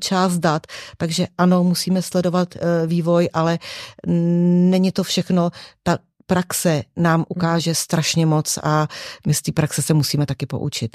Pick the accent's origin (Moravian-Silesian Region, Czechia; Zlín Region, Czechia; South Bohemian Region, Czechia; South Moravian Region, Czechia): South Bohemian Region, Czechia; České Budějovice; also born or lived in Prague; sice pracuji v Praze, ale jsem z Českých Budějovic